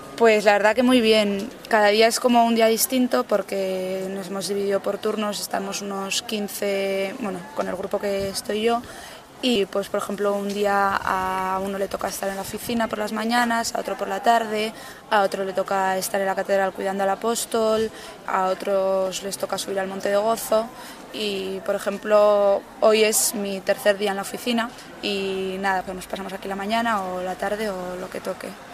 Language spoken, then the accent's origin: Spanish; Bilbao, Basque Country, Spain; soy de Bilbao